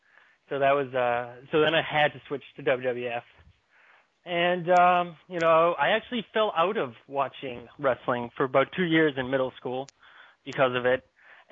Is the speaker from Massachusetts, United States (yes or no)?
yes; Boston, Massachusetts, United States; I'm from Boston.